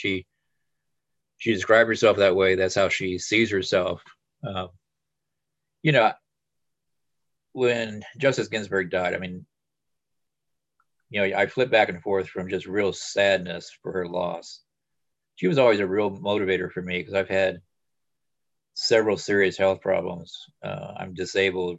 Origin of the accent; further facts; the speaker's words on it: South Bend, Indiana, United States; also born or lived in Monroe County, Indiana; now in Bloomington, United States; I'm from South Bend